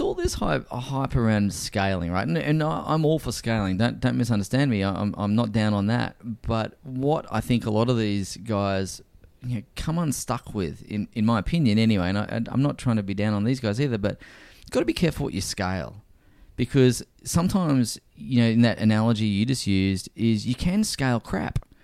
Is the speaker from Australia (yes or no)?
yes; Brisbane, Queensland, Australia; moved back to Brisbane, which is my hometown.